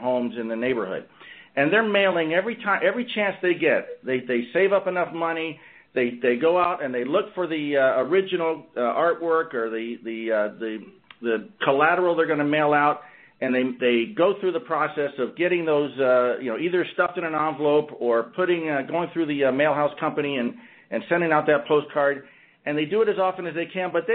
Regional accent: Orlando, Florida, United States; my hometown of Orlando, Florida

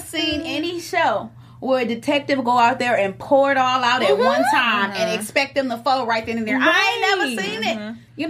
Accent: Detroit, Michigan, United States; I'm from Detroit.

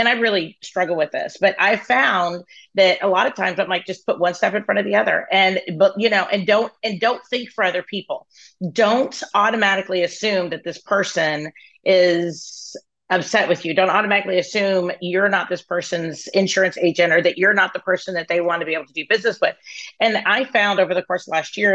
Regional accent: Dallas, the South, United States; now in Dallas, United States; I was raised in the South, you know, I mean, I've been in Dallas since I was 15

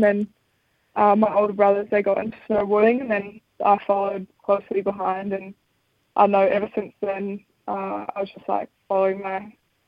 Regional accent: Wanaka, Otago, New Zealand; also born or lived in Sydney, Australia; we moved to Wanaka when I was six, so I'm almost the Wanaka local now

